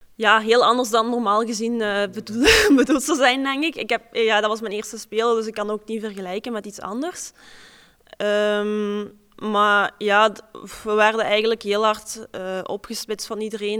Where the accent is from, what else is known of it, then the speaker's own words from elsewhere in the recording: Pelt, Flanders, Belgium; Ik kom uit Pelt, Limburg